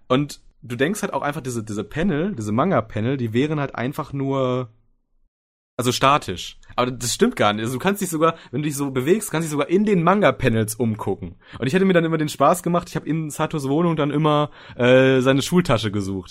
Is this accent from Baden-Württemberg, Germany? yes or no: no; Soest, North Rhine-Westphalia, Germany; now in Düsseldorf, Germany; Komme gebürtig aus Soest